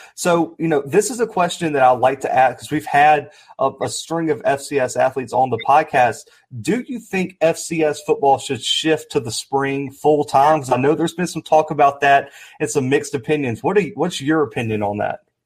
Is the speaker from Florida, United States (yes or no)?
no; Mobile, Alabama, United States; I'm from Alabama as well. I'm down from Mobile.